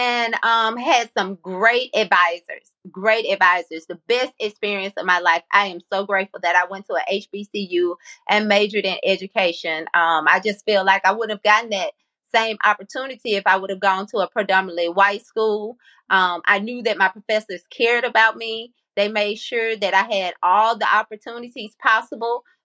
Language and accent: English; Columbia, Mississippi, United States; also born or lived in Jackson, Mississippi; am originally from Columbia, Mississippi, the home of Walter Payton